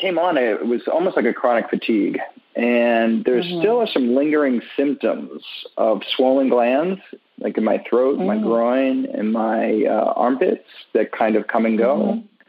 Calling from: Miami Beach, Florida, United States; I'm calling from Miami Beach, Florida.

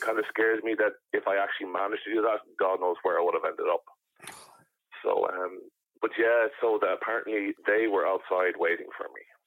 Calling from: Ireland; I'm calling you from Ireland

